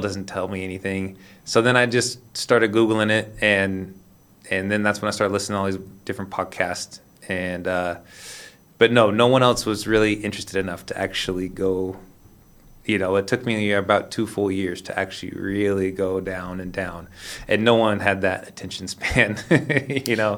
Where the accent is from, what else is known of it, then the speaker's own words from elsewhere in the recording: Sacramento, California, United States; moved away; also born or lived in Lisbon, Portugal; I'm from Sacramento, California